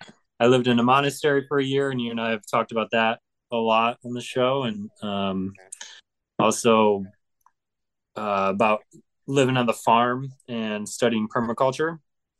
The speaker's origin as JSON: {"language": "English", "town": "Traverse City", "region": "Michigan", "country": "United States", "also_born_or_lived": "Chicago / Mexico", "lives_now": "Grand Rapids, United States", "said": "I'm just a guy from Traverse City. I am from Michigan. I went to college at Aquinas in Grand Rapids, Michigan. I moved back here 3 years ago. After traveling around, I lived in Mexico for about a year."}